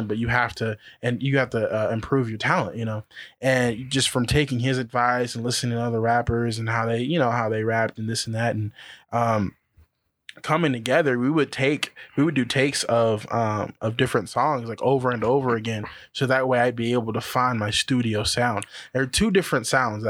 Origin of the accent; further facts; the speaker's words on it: Colton, California, United States; I grew up in Colton.